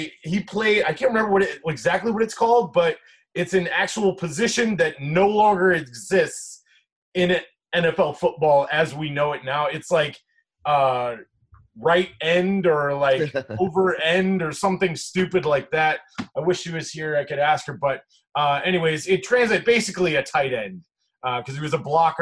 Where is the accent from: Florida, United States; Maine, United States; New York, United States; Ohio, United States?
Ohio, United States; Chagrin Falls; also born or lived in Cleveland Heights, Ohio; now in Chicago, United States; I grew up on the east side of Cleveland in a place called Chagrin Falls